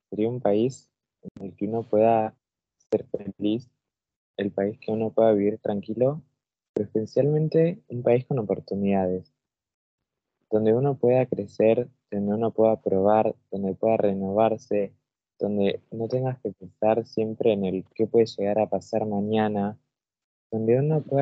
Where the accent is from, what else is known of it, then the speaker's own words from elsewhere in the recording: Argentina; las personas se dan cuenta de que sos de Argentina, sea, donde uno se muestra, es, es una personalidad que se muestra demasiado, y que es lo que llevamos de la raíz de ser de este país, un país así de lindo.